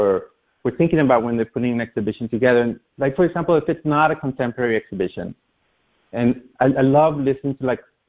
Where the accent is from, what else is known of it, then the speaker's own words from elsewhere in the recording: Honduras; now in New York City, United States; I grew up in Latin America